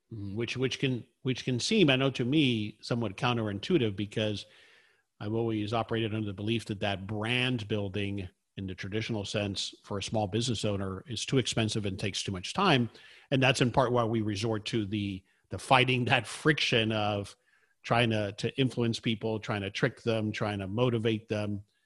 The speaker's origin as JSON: {"language": "English", "region": "South Florida", "country": "United States", "tie": "born or raised there", "said": "I grew up in South Florida"}